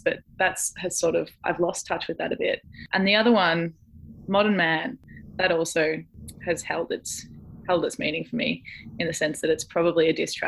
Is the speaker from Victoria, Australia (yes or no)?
yes; Jan Juc, Victoria, Australia; near my hometown of Janjuk, down on the Great Ocean Road